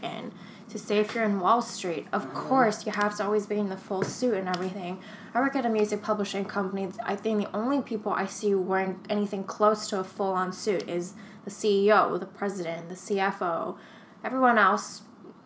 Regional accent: California, United States; now in New York, United States; I was born in California

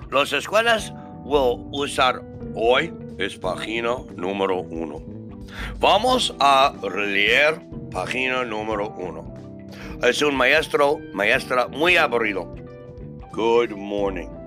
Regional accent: New York, United States; Spanish is a second language; now in Mexico; Yo soy de Nueva York, pero estuvo viviendo en más de 17 países.

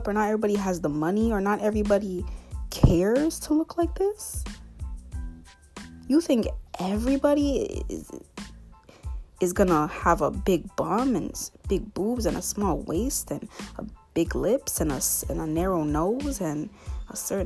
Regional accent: Canada; I'm from North America. In other words, Canada.

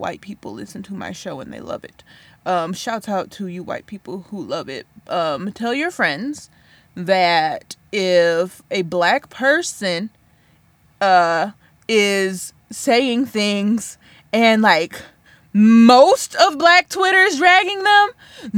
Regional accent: Flint, Michigan, United States; I'm from Flint

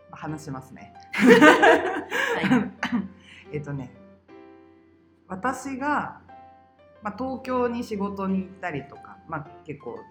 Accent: Handa, Aichi, Japan; moved away as an adult; also born or lived in Nagoya / Lake Towada; now in Tokyo, Japan; 愛知県神田市というところ出身ですね。

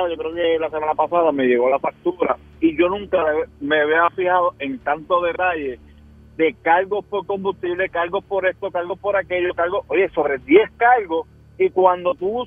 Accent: Puerto Rico; como buen puertorriqueño que es, que nosotros nos gusta el truco.

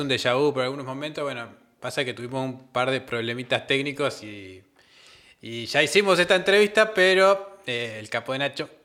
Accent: Comodoro Rivadavia, Chubut, Argentina; moved away; yo vengo de Comodoro Rivadavia

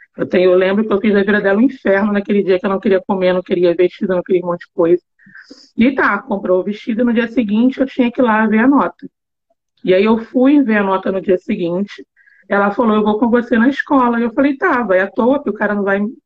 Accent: Rio de Janeiro, Brazil; Eu nasci lá e morei até os meus 38 anos

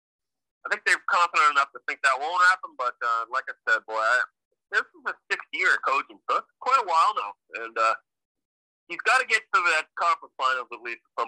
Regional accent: near Boston, Massachusetts, United States; growing up near Boston

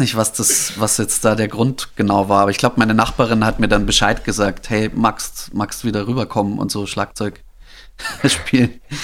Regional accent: Holzhausen, Bavaria, Germany; moved away; also born or lived in Wolfratshausen / Berlin; ich wurde geboren in Wolfratshausen. Das ist, äh, das okay. da irgendwo in der, also das ist auch nicht so weit weg von Holzhausen, aber ich bin aufgewachsen eben in ja. Holzhausen

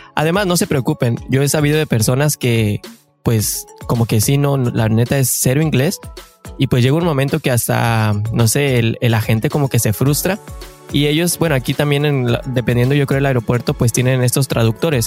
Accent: Mexico; moved away as an adult; now in Canada; somos mexicanos de corazón y que venimos a buscar ese famosísimo sueño canadiense

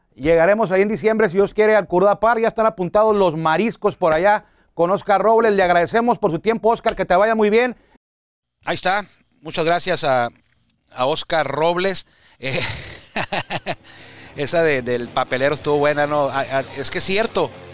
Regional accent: Tijuana, Baja California, Mexico; Yo soy de Tijuana

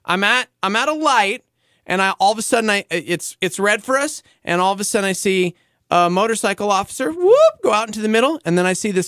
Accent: Albuquerque, New Mexico, United States; I'm from Albuquerque

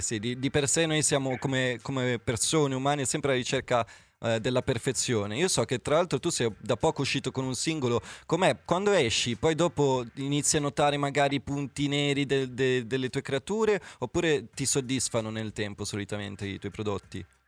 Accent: Milan, Lombardy, Italy; io da milanese

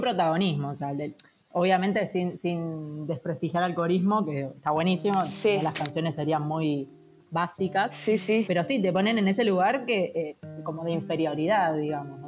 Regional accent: Buenos Aires, Argentina; soy muy porteña

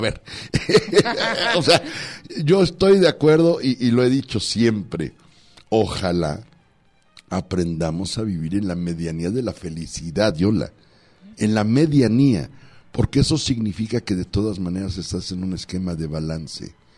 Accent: Los Mochis, Sinaloa, Mexico; mi pueblo de mi tierrita saludos a los mochis

